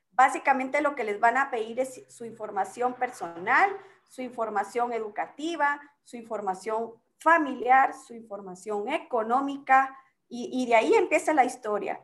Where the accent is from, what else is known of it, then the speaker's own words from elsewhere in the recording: Guatemala; como buen chapín